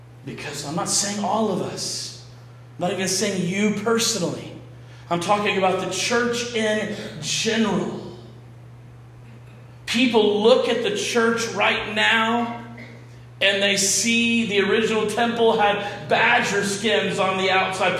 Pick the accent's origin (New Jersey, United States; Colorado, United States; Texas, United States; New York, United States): Texas, United States; I'm from Texas, and I come from a family of deer hunters on my dad's side